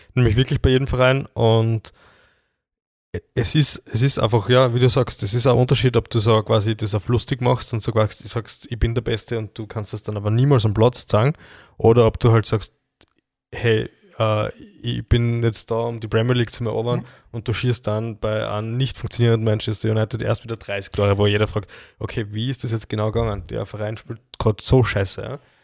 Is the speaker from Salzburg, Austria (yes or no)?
no; Graz, Styria, Austria; Es gibt schon auch bei uns in Graz Plattenbau